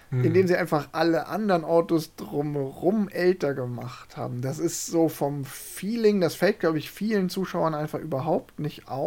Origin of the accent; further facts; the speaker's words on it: Saarland, Germany; äh, ich bin ja im Saarland aufgewachsen und äh, das Saarland ist ja traditionell Frankreich-affin und auch Peugeot-affin.